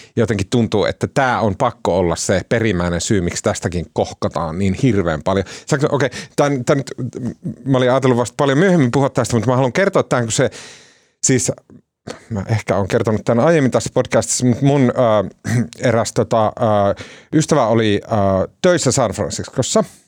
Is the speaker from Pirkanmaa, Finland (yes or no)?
no; Oulu, North Ostrobothnia, Finland; also born or lived in Kempele; mä oon oululainen